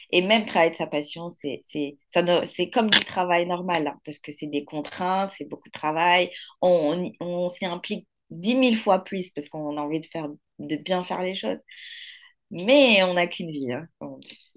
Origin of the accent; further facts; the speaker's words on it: Morocco; also born or lived in Mali; now in Paris, France; je suis née au Maroc et j'ai grandi au Maroc